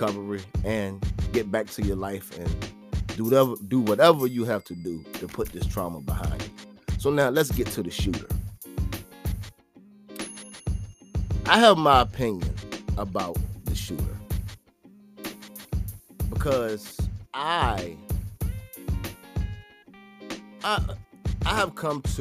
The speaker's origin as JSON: {"language": "English", "region": "Virginia", "country": "United States", "said": "not where I'm from, but in the state that I live in. I'm from Virginia."}